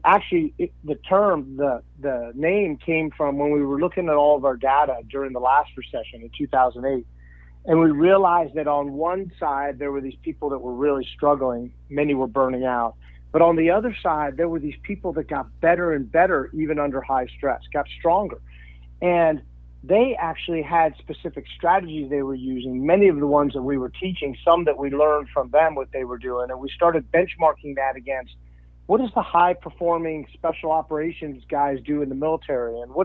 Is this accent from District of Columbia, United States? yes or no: yes; Washington, District of Columbia, United States; now in Phoenix, United States; I'm from Washington, D.C., but lived in Phoenix for, you know, a long time now